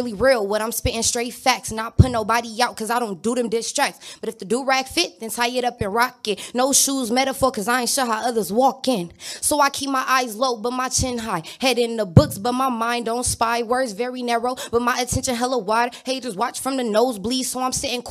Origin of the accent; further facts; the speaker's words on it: Inglewood, California, United States; I'm from Inglewood, California